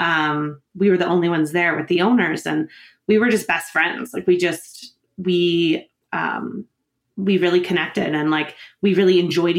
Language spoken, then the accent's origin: English; New Brunswick, Canada; moved away; also born or lived in Ontario; I was born in Ontario. So I grew up there in New Brunswick